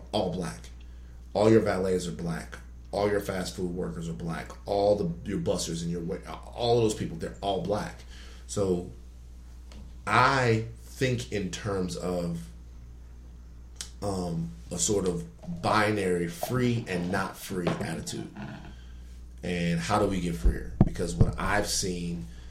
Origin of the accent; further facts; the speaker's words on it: Baton Rouge, Louisiana, United States; moved away as an adult; now in Los Angeles, United States; I'm from the South, like the real South